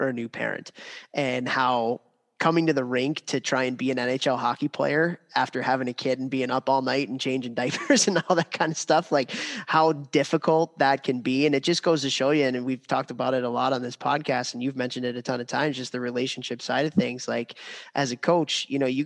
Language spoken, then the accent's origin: English; Midwest, United States; I'm a kid from the Midwest